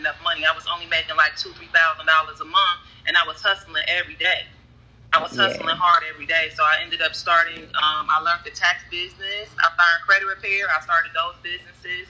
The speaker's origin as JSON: {"language": "English", "town": "Cleveland", "region": "Ohio", "country": "United States", "moved": "as an adult", "lives_now": "Atlanta, United States", "said": "I'm from Cleveland, Ohio. I moved to Atlanta 11 years ago."}